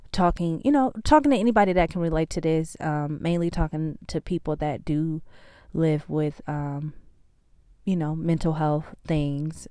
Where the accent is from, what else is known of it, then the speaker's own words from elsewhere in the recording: California, United States; now in Georgia, United States; I'm from California. I live in Georgia now.